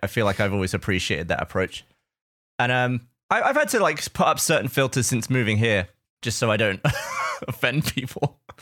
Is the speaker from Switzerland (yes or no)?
no; England, United Kingdom; moved away as an adult; now in United States; growing up in England